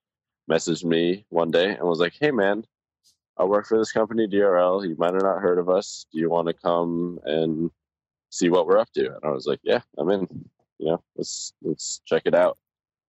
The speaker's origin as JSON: {"language": "English", "region": "Colorado", "country": "United States", "said": "I'm a skier. You know, I'm from Colorado. Right. I've skied my entire life since I was like 3 years old."}